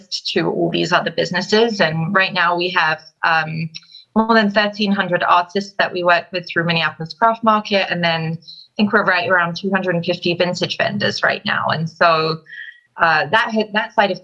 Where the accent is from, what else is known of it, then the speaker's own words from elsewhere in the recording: London, United Kingdom; moved away as an adult; now in United States; I'm originally from London, London, England, and I moved to the US in 2009